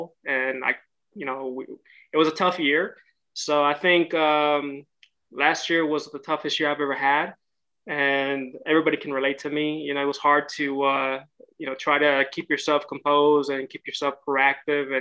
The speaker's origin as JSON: {"language": "English", "town": "Houston", "region": "Texas", "country": "United States", "tie": "born or raised there", "also_born_or_lived": "Monterrey, Mexico", "moved": "as an adult", "lives_now": "Los Angeles, United States", "said": "I was raised in Houston, Texas for about 25 years"}